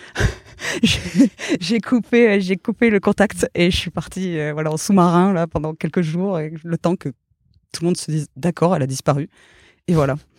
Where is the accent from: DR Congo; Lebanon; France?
France; Gers, Occitania; moved away; also born or lived in Toulouse; j'ai grandi dans le Gers.